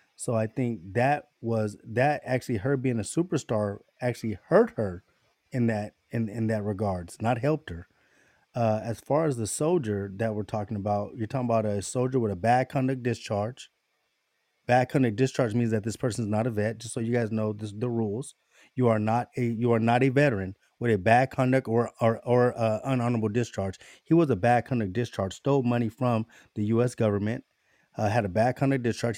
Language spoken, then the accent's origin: English; United States; us as American people